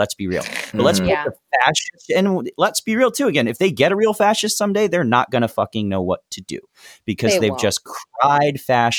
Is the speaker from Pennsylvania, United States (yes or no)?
yes; Philadelphia, Pennsylvania, United States; He's from Philly. My hometown